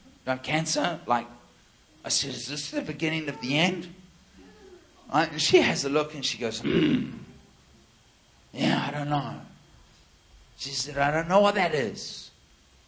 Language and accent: English; New Zealand; I'm from New Zealand